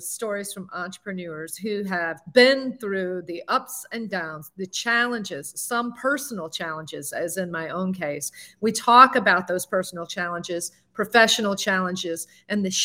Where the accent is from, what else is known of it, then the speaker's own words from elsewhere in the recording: the South, United States; accent: southern; also born or lived in Alabama; now in Palm Beach County, Florida, United States; my southern accent